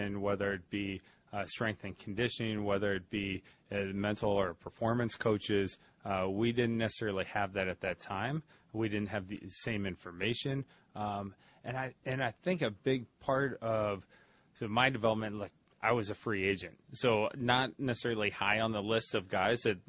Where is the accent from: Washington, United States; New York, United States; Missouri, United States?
Missouri, United States; St. Louis; moved away as an adult; now in Ohio, United States; I'm from St. Louis originally, went to Ohio State, and I have not gone back to Missouri since